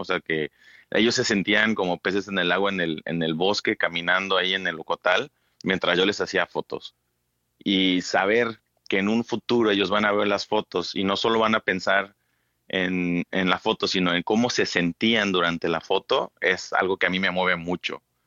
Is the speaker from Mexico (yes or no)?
yes; Chetumal, Quintana Roo, Mexico; also born or lived in Cancún; yo soy de Chetumal